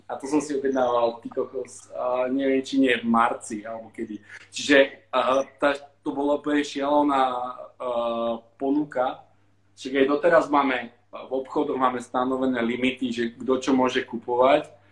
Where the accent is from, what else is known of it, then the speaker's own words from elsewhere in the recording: Slovakia; moved away as an adult; now in Sydney, Australia; ja milujem Slovensko a raz sa tam vrátim, na dôchodok určite